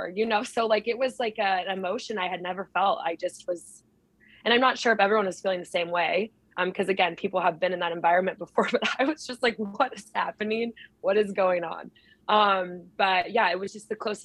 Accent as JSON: {"language": "English", "region": "Idaho", "country": "United States", "also_born_or_lived": "Chicago / Houston", "moved": "as an adult", "lives_now": "Tacoma, United States", "said": "I'm from Idaho"}